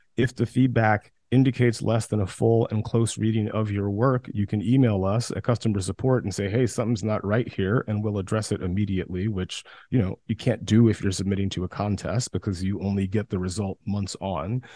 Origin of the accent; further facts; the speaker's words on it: West Central Georgia, United States; also born or lived in New York; now in Los Angeles, United States; I grew up in West Central Georgia